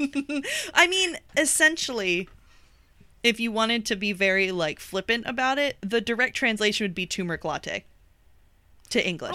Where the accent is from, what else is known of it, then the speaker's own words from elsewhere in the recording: United States; accent: American; my American accent